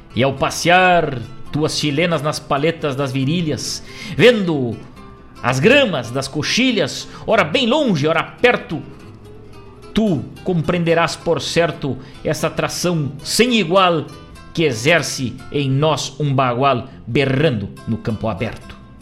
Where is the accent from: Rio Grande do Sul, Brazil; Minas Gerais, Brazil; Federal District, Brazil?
Rio Grande do Sul, Brazil; Rosário do Sul; andou lá pela minha terra, em Rosário